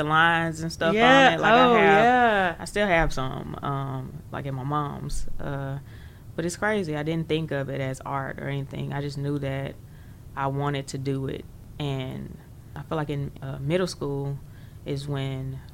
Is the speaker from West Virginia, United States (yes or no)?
no; Jackson, Mississippi, United States; I actually grew up right here in Jackson, in this very area, downtown Jackson, really close to Ferris Street